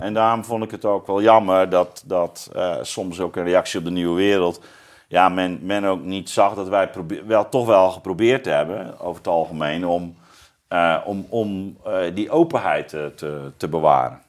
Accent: Zeeuws-Vlaanderen, Zeeland, Netherlands; ik kom uit Zeeuws-Vlaanderen

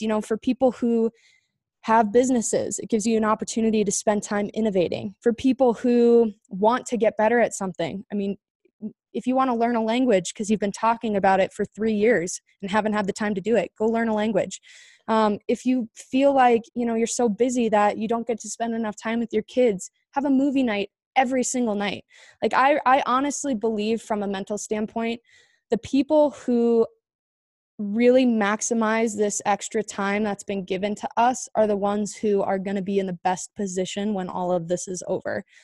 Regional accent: Chandler, Arizona, United States; I grew up in Chandler, Arizona.

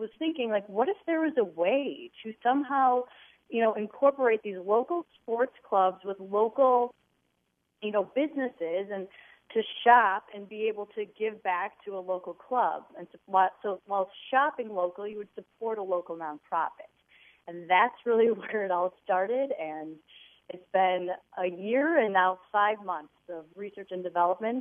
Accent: Wilmette, Illinois, United States; we grew up in the North Shore of Chicago in Wilmette

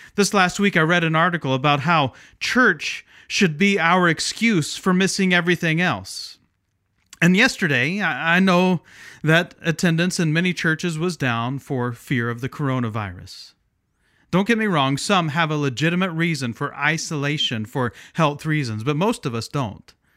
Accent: Midwest, United States; moved away as an adult; also born or lived in Pacific Northwest (Portland/Vancouver area); now in Pacific Northwest, United States; I grew up in the Midwest but relocated to the Northwest about 20 years ago.

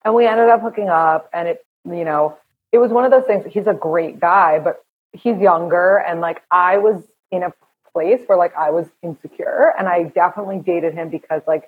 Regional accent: New York, United States; I'm from here. I'm from New York.

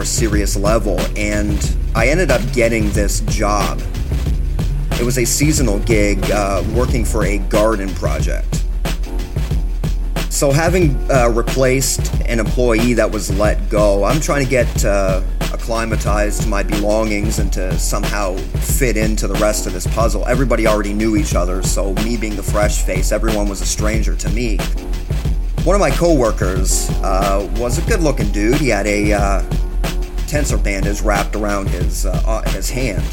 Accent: Canada; being a Canadian

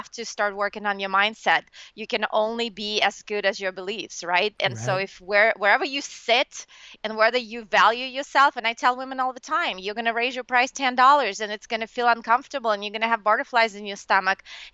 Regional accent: Russia; moved away; I'm from Russia originally

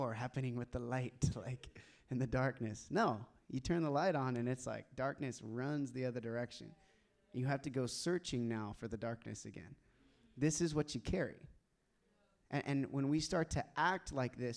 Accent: Tulsa, Oklahoma, United States; I grew up in Tulsa, Oklahoma

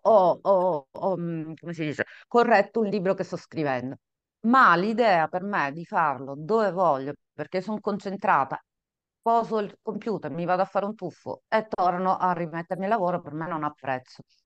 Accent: Catania, Sicily, Italy; nata in Sicilia, qua vedete appunto lo schermo, appassionata di mare, perché sono nata vicino al mare, a Catania per la precisione

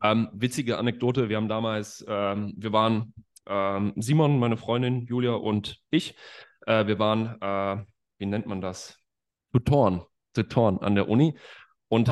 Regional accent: Bad Oeynhausen, North Rhine-Westphalia, Germany; now in Leipzig, Germany; ich bin aus Bad Oeynhausen.

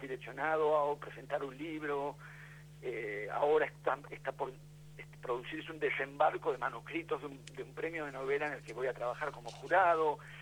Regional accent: Buenos Aires, Argentina; Yo soy de Buenos Aires

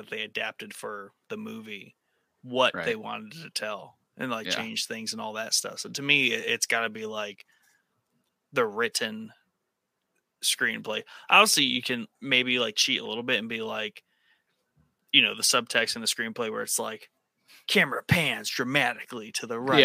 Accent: Ohio, United States; I'm from Ohio.

